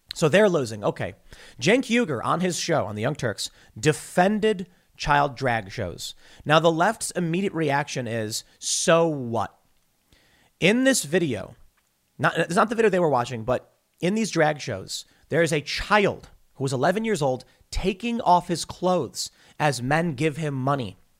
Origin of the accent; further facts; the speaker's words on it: Chicago, Illinois, United States; I'm from the South Side of Chicago